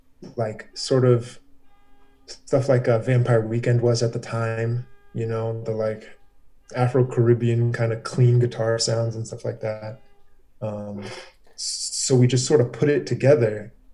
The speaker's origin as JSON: {"language": "English", "town": "Herndon", "region": "Virginia", "country": "United States", "also_born_or_lived": "Reston", "said": "Green was because I came from Herndon, moved into Reston to go to South Lakes."}